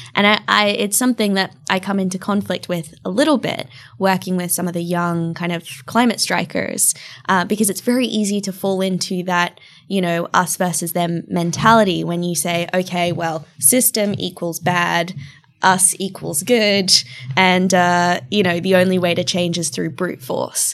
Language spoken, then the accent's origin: English; far north Queensland, Australia; also born or lived in Bali, Indonesia; now in London, United Kingdom; growing up in a tiny town of six thousand people in far north Queensland in Australia